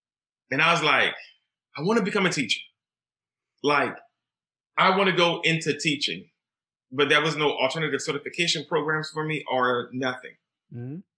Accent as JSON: {"language": "English", "region": "Deep South", "country": "United States", "tie": "born or raised there", "said": "Growing up in the Deep South, you are taught children should know their place."}